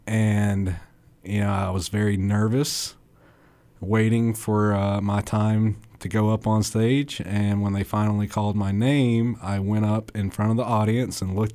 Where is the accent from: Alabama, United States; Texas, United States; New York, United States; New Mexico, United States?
Alabama, United States; East Limestone; East Limestone, Alabama. Born in Athens and went to school in East Limestone.